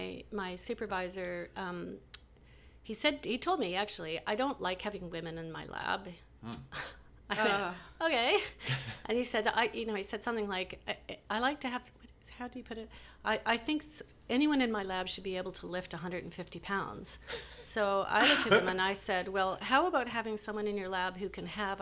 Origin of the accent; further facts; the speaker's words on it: Montreal, Quebec, Canada; born there; So, and I was born in Montreal.